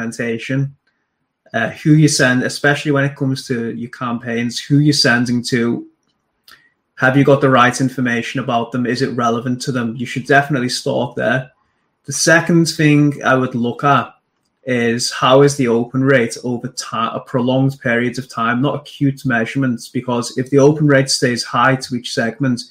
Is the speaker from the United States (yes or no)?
no; Liverpool, North West England, United Kingdom; also born or lived in Manchester; my mum took me back to Liverpool. So I grew up in Liverpool